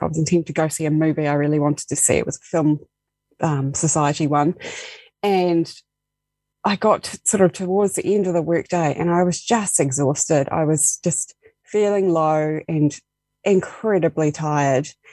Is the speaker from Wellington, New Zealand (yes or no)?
no; Dunedin, Otago, New Zealand; moved away as an adult; now in Invercargill, New Zealand; I moved originally from Dunedin. That's where I grew up.